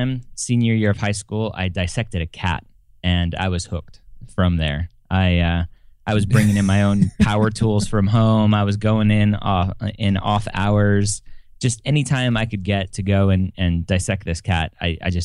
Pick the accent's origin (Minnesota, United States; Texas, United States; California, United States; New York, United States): California, United States; Southern; first language English; moved away; also born or lived in Florida; I grew up in Southern California playing baseball